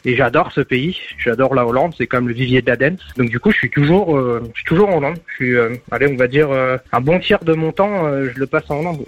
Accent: Nancy, Grand Est, France; toujours à Nancy. Ma ville, ma ville d'enfance, ma ville de cœur.

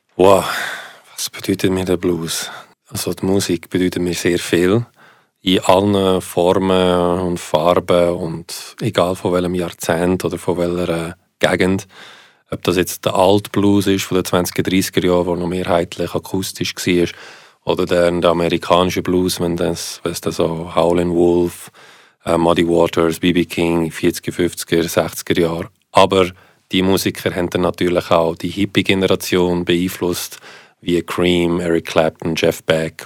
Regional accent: Switzerland; first language Italian; German is a second language; warum bin ich in der Schweiz aufgewachsen

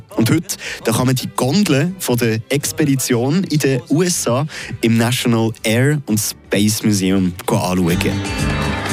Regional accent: Switzerland; bei uns in der Schweiz

